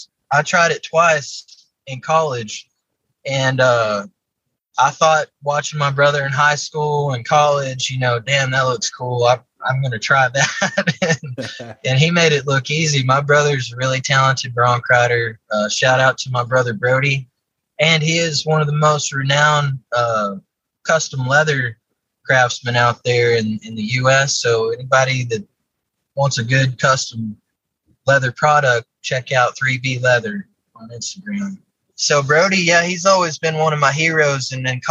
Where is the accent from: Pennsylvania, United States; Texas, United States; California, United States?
Texas, United States; Odessa; I grew up in Odessa, Texas, out in West Texas